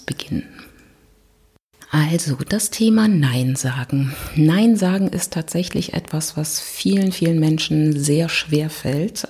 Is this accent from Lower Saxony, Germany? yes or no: no; Berlin, Germany; ich komme aus Berlin